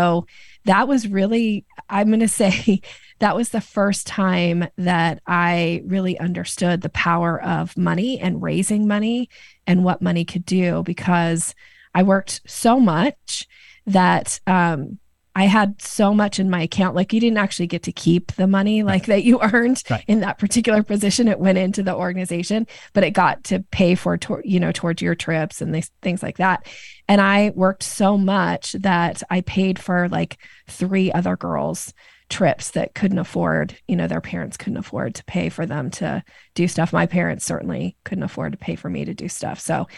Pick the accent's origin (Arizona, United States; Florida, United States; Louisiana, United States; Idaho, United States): Idaho, United States; Boise; moved away as an adult; also born or lived in Seattle, Washington; I grew up in Boise, Idaho. Boise. I lived in the Seattle area for 27 years, and I am back in Boise and have been for the last 3 years.